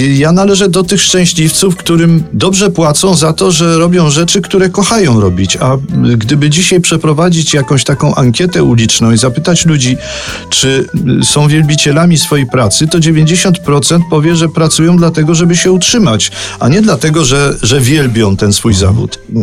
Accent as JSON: {"language": "Polish", "town": "Kraków", "region": "Lesser Poland", "country": "Poland", "tie": "born or raised there", "said": "to jest moje rodzinne miasto"}